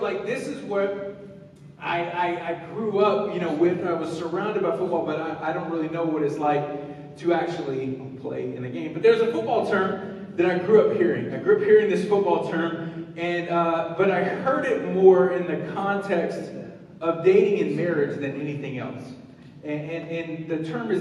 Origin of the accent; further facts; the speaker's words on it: the South, United States; When I was growing up in the South, everything was about football